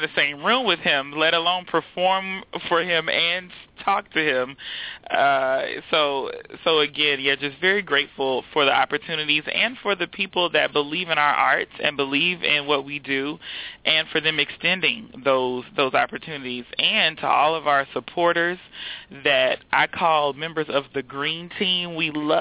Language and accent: English; Houston, Texas, United States; moved away as an adult; also born or lived in Austin, Texas / Baltimore, Maryland; now in DMV area, United States; I was born and raised in Houston, Texas, and I went to undergrad at the University of Texas in Austin.